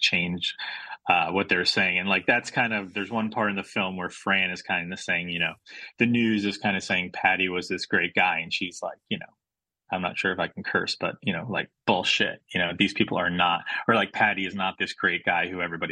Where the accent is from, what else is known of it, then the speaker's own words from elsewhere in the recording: United States; I grew up in the States, but both my parents are from Australia